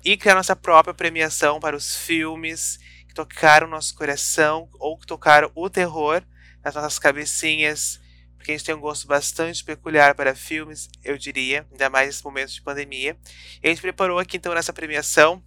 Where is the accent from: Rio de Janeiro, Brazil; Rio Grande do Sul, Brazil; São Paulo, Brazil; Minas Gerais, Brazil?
Rio Grande do Sul, Brazil; nós que somos aqui do, do sul, do Rio Grande do Sul